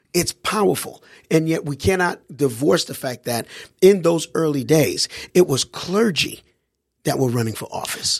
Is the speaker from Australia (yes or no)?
no; Haiti; now in United States; I grew up overseas in Haiti